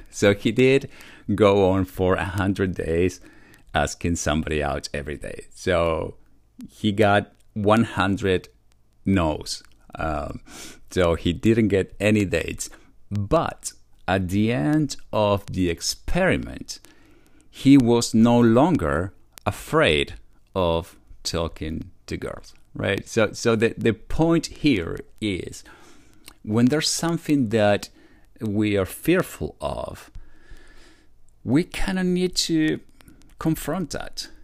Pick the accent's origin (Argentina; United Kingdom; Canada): Argentina; also born or lived in Buenos Aires, Argentina; now in United States; I was born in Argentina, but, you know, from a Polish dad, and that's where the last name comes from. And now I live in the United States